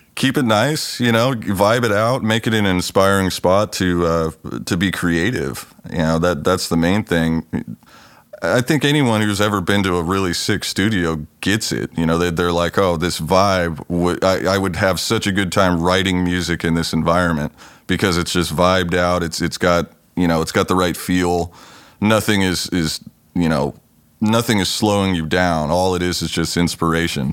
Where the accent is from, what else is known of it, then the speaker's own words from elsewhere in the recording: Los Angeles, California, United States; now in Pacific Northwest, United States; I grew up in California. I was born down in the L A area and spent most of my younger years down there